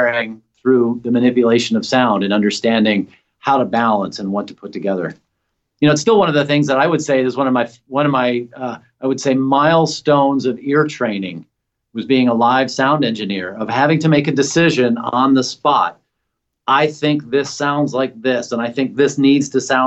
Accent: Nashville, Tennessee, United States; moved away as an adult; also born or lived in Bowling Green, Kentucky; now in San Francisco Bay Area, United States; I grew up in Nashville

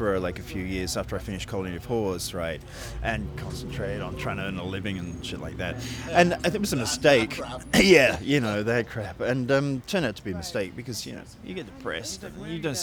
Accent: Sydney, New South Wales, Australia; moved away as an adult; also born or lived in England / United Kingdom; So I was born in England, and then we immigrated to Australia when I was about 6, and I stayed in Australia till I was about 19.

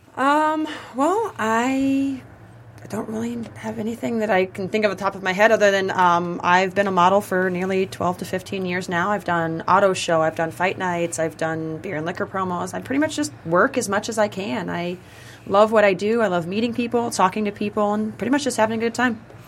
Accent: Omaha, Nebraska, United States; I'm from the country, I'm from Omaha, Nebraska

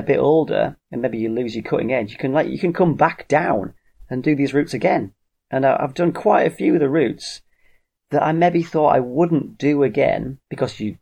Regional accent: United Kingdom; I am British

